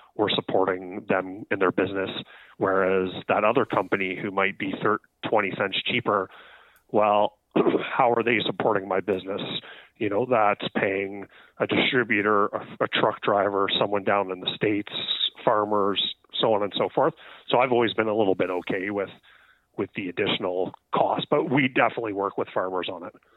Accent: Ontario, Canada; now in British Columbia, Canada; I'm from Ontario.

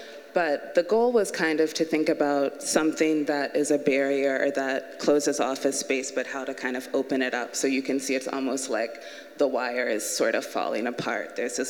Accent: the South, United States; the fact that my mother is from Liberia, my father is from Kenya, and I was born and raised moving around in the South, influences the way that I think about space in my work

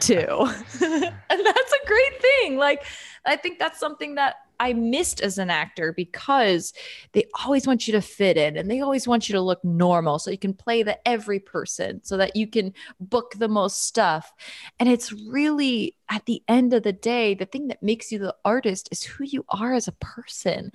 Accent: New York, United States; moved away as an adult; I'm from New York.

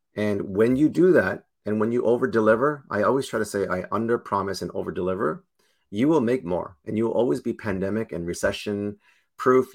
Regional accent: Toronto, Ontario, Canada; I'm born and raised in Toronto

